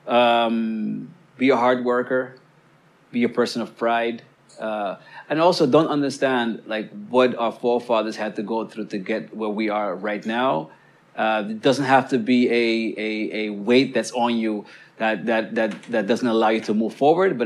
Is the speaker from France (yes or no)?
no; Amsterdam, North Holland, Netherlands; I was born and raised in Southeast.